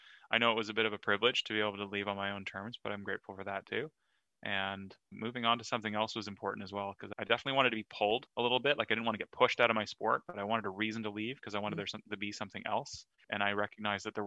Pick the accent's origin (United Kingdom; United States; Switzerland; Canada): Canada; being Canadian and being on Team Canada